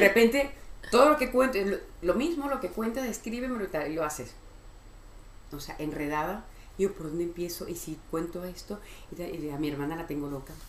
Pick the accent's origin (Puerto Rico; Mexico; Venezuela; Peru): Venezuela; also born or lived in Miami, United States; now in Madrid, Spain; soy venezolana